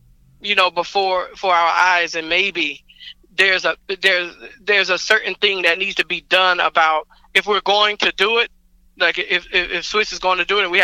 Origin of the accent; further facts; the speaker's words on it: Atlanta, Georgia, United States; I grew up in Atlanta. Like, this, you know, this is my home